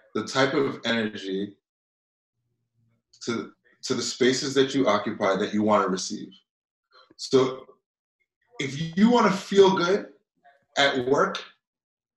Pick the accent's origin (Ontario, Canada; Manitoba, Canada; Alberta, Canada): Ontario, Canada; Toronto; I grew up here in Toronto